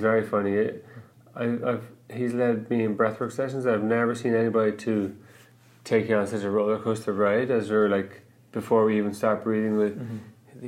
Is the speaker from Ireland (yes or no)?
yes; Ireland; moved away as an adult; also born or lived in New York; now in Vancouver, Canada; growing up in Ireland, we did get in some fights